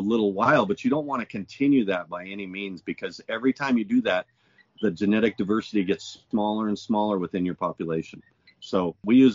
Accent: Colorado, United States; also born or lived in Montana / California; now in Hawaii, United States; I'm originally from Colorado

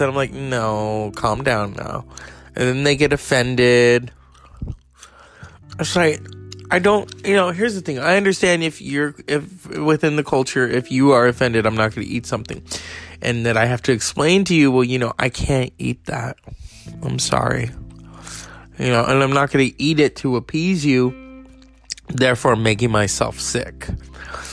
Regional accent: California, United States; I'm from California.

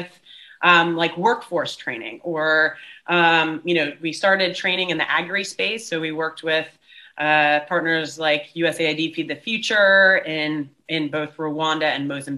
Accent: United States; moved away as an adult; now in Cape Town, South Africa; I'm American, but moved nearly 17 years ago, actually, to South Africa

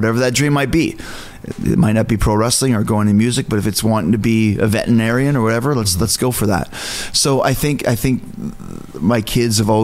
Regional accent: Canada; I'm from Canada

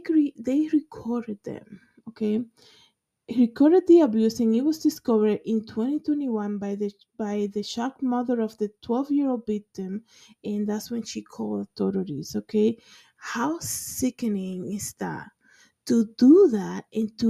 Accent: Dominican Republic; growing up in the Dominican Republic in low income

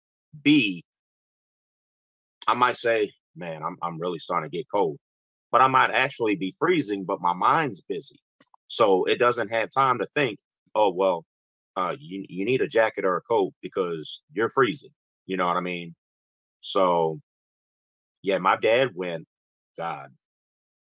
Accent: Chicago, Illinois, United States; I'm from Chicago

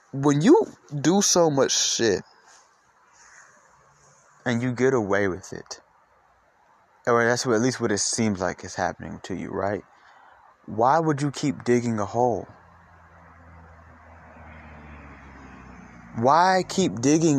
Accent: Atlanta, Georgia, United States; I'm from Atlanta

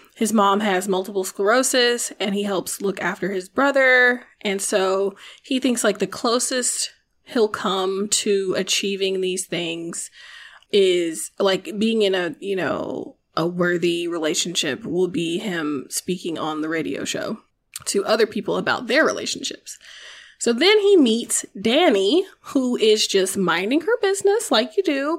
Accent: the South, United States; I'm from the South, but my mother did not make me go to church

